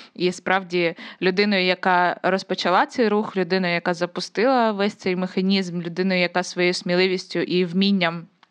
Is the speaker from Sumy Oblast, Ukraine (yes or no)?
yes; Konotop, Sumy Oblast, Ukraine; Я просто з Конотопа, це Сумська область